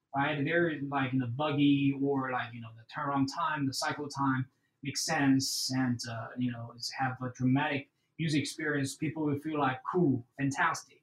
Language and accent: English; China; now in Houston, United States; I grew up in China. I have a very good education and family background right there